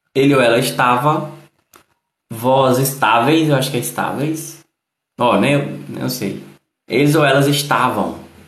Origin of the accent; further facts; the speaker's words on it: Northeast Region, Brazil; Eu que sou do Nordeste, eu falo de um jeito